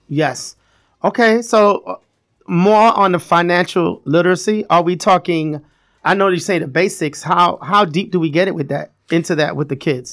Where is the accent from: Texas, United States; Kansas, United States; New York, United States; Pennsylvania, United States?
New York, United States; New York City; I'm from Brooklyn, raised in Brooklyn